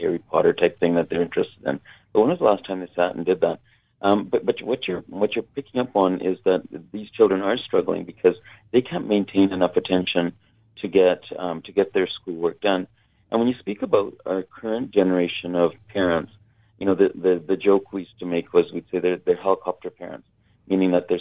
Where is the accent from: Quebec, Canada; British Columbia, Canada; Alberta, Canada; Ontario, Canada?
British Columbia, Canada; Kitimat; I grew up north in Kitimat